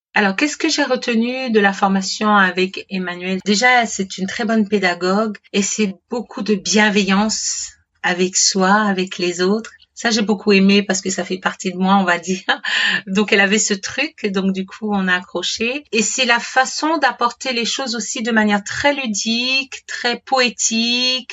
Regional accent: Martinique; je suis originaire de la Martinique

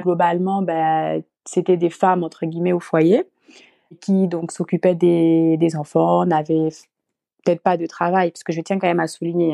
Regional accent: Gabon; moved away as an adult; now in France; je suis originaire du Gabon. Et euh, je suis arrivée donc en France euh, toute seule

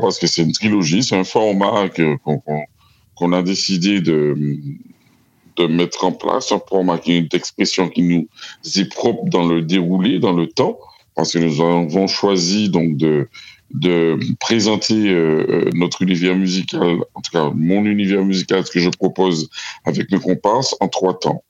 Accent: Martinique; je suis Antillais, je suis Caribéen, je suis Martiniquais. Je suis issu, euh, de, de l'île de la Martinique

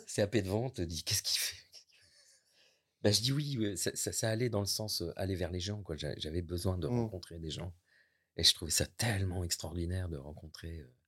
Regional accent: near La Roche-Posay, Nouvelle-Aquitaine, France; now in Normandy, France; je suis né euh, près de La Roche-Posay, ville thermale

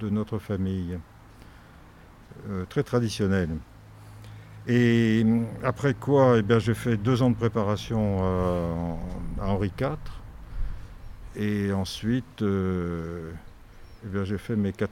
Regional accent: Toulouse, Occitania, France; born there; mon père est né à Paris, moi je suis né à

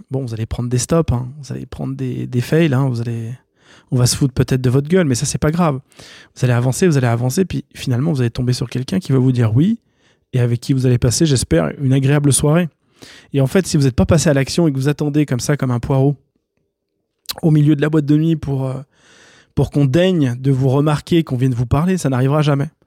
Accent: France; je vais dire français, pas suisse, parce que vous savez, je suis français et suisse.

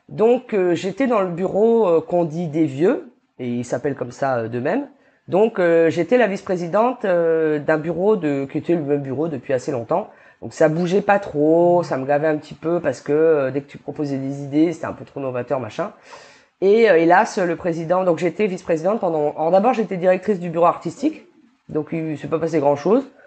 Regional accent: New Caledonia; j'ai grandi en Calédonie

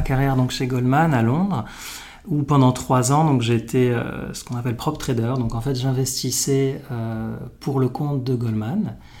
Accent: Morocco; moved away as an adult; also born or lived in Paris, France; j'ai grandi au Maroc, comme toi

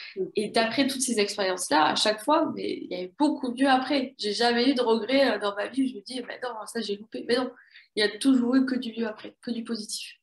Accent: south-west France, France; je suis originaire du sud-ouest de la France. Donc j'ai baigné depuis toute petite entre, euh, Océan et Montagne

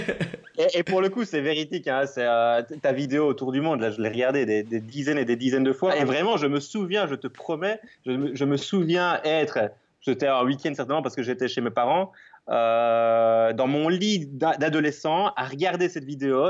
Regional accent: Belgium; je suis belge, comme ça s'entend peut-être

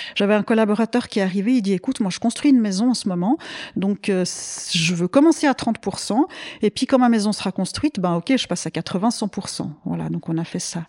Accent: Vaud, Switzerland; also born or lived in Abidjan, Côte d'Ivoire; je suis originaire du canton de Vaud, j'ai fait mes études à Lausanne

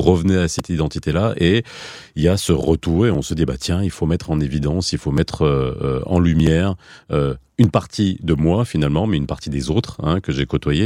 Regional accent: France; now in Belgium; je suis un Marocain de l'étranger, je suis né en France et j'ai grandi

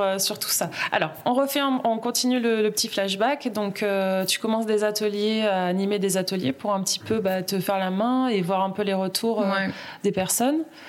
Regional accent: Uriage, Auvergne-Rhône-Alpes, France; moved away; je viens d'Uriage ah Mes parents habitent à Uriage

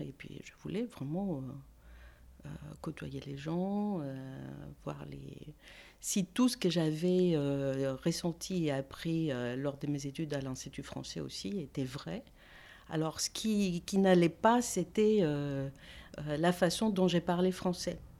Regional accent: Athens, Attica, Greece; French is a second language; moved away as an adult; also born or lived in Avignon, France; now in France; je suis née à Athènes, hein, mais j'ai la nationalité grecque

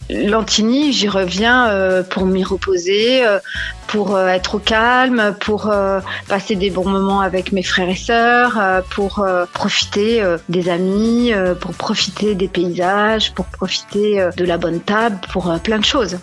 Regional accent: Lentigny, Auvergne-Rhône-Alpes, France; now in Paris, France; je suis fière d'être né euh, née dans la Loire et d'être née dans ce village

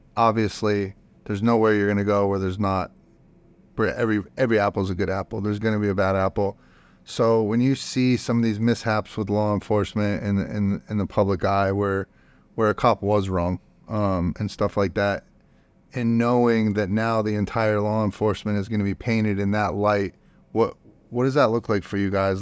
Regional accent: Youngstown, Ohio, United States; now in Austin, United States; I'm from Youngs-, Youngstown, Ohio

